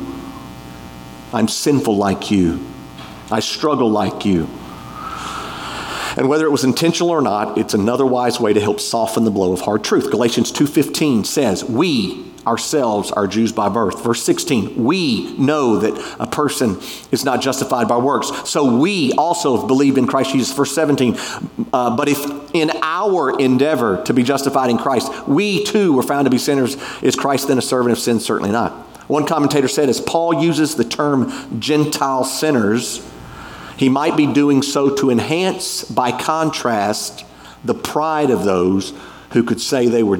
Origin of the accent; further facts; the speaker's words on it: United States; We're American